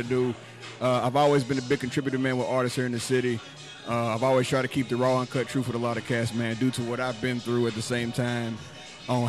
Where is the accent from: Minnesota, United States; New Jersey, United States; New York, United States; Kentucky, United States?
Kentucky, United States; Louisville; I grew up in the West End of Louisville